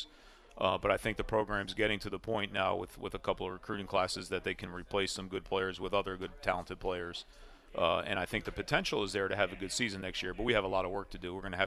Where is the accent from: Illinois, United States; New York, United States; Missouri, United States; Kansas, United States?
New York, United States; Port Chester; moved away; I'm from Port Chester, New York, which is down in Westchester, which is the same hometown as Rob Ainello